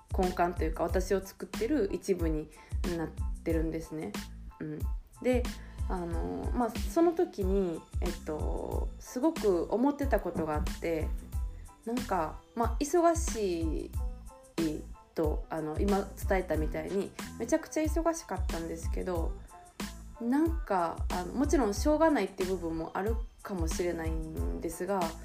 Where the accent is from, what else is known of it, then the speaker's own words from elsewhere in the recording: Osaka, Japan; 私は大阪出身で、あの、市内ではなかったんですけど